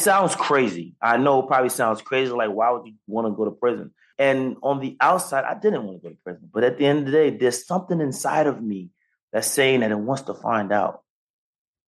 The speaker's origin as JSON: {"language": "English", "region": "New York", "country": "United States", "said": "15 years old, I'm on a block. I'm from New York"}